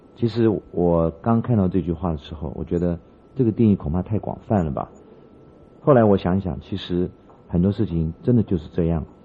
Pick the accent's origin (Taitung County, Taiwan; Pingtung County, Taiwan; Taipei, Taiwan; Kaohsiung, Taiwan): Taipei, Taiwan; 因为我小时候住在万华，也曾经到西园路天主堂去领这些救济品，包括牛油、奶粉，还有这个苞谷粉